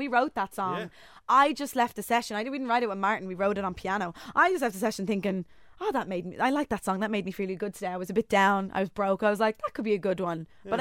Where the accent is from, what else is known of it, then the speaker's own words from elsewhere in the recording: Ireland; I'm Irish.